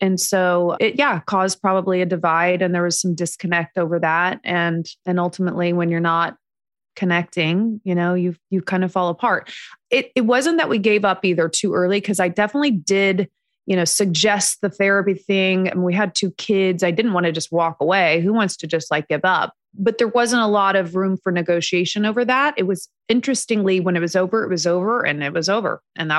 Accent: Indiana, United States; now in Los Angeles, United States; And we were back in Indiana where I'm from the Midwest.

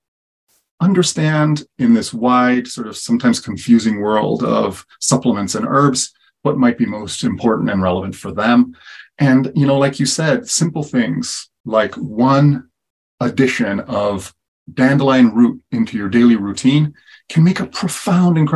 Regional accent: Italy; moved away; also born or lived in Kansas City; I was born and raised in Italy and really as a kid exposed to a lot of herbal medicine as well as foraging

